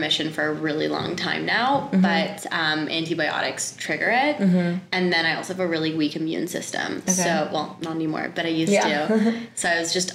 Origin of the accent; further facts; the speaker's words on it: Toronto, Ontario, Canada; I grew up in Toronto. I'm from Canada